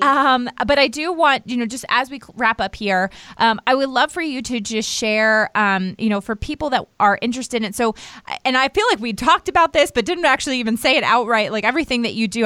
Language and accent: English; outside Washington D.C., Maryland, United States; now in North Carolina, United States; I grew up right outside of Washington D.C.